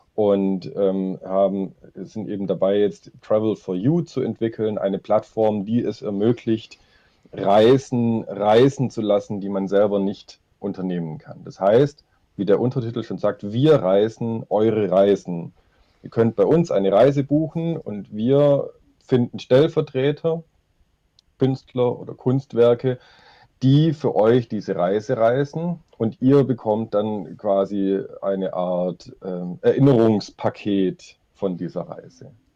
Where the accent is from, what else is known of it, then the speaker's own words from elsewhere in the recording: Stuttgart, Baden-Württemberg, Germany; also born or lived in Nürtingen; ich komme aus Stuttgart, ähm, lebe und arbeite hier